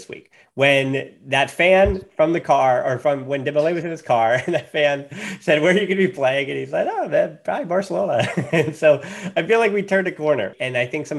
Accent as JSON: {"language": "English", "country": "United States", "said": "I'm American"}